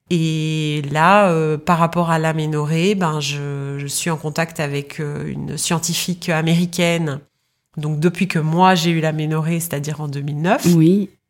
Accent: Belgium; moved away as an adult; now in London, United Kingdom; moi j'ai grandi en Belgique jusqu'à 25 ans. Et à 25 ans, euh, je quitte la Belgique pour aller vivre dans un autre pays.

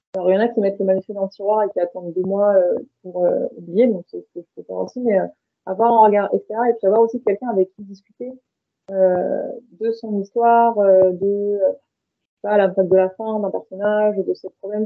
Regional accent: France; je suis née et j'ai grandi en France

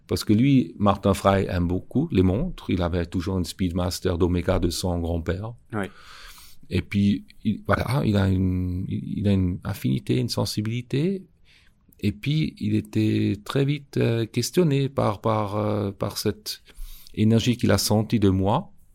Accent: Schaffhausen, Switzerland; j'ai grandi à Chafouz avec un, grand-père qui avait un magasin

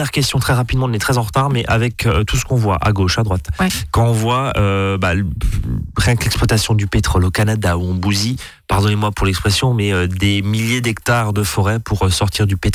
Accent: France; chez nous, en France

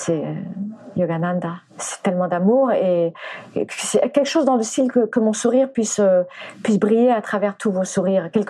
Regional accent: Spain; mais d'abord je venais, j'étais danseuse de flamenco, je venais d'Espagne

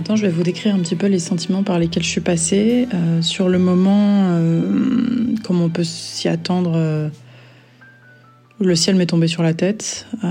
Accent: south of France, France; now in Brussels, Belgium; je vis à Bruxelles depuis euh, quelques années maintenant et je suis originaire du sud de la France

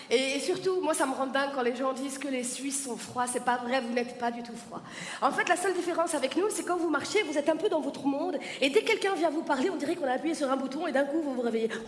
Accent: France; je suis française

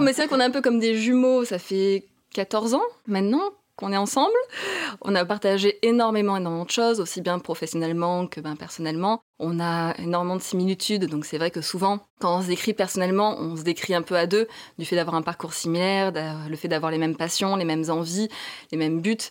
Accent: southern France, France; moved away; du sud de la France

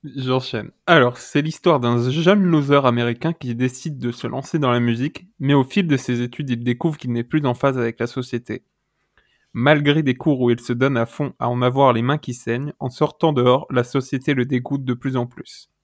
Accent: Ardèche, Auvergne-Rhône-Alpes, France; J'ai fait mon enfance en Ardèche

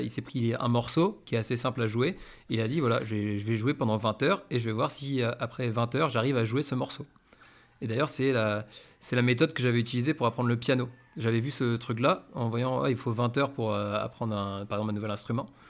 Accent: France; now in Spain; on est français, on comprend assez vite l'espagnol

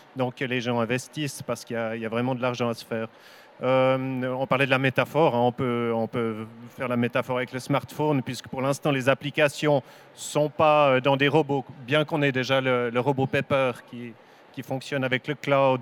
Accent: Switzerland; je viens de Suisse

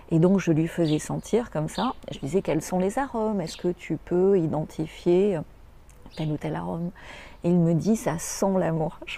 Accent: France; Donc le vin, euh, quand on est français, quand on est francophone, d'abord c'est des racines.

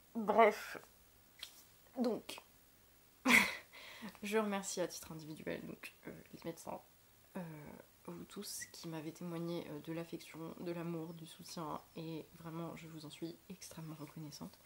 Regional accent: Lorraine, Grand Est, France; moved away; chez moi en Lorraine

